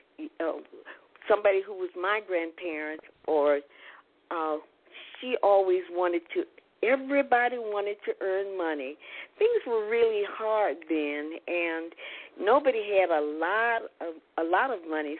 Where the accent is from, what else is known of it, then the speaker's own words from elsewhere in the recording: Houston, Texas, United States; growing up in Houston, it just seemed as though everybody had a job